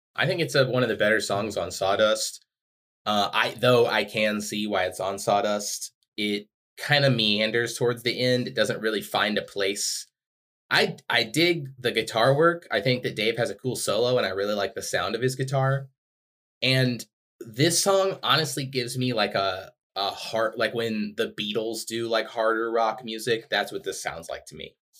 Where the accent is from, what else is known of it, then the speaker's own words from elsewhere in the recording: Texas, United States; I'm from Texas